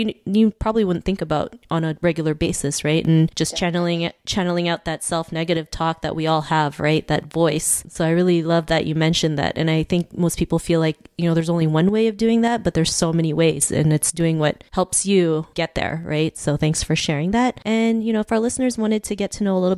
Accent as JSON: {"language": "English", "country": "Philippines", "said": "I'm from the Philippines"}